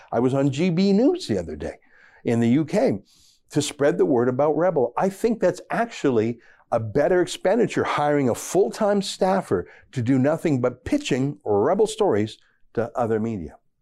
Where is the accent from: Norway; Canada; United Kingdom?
Canada; being a Canadian conservative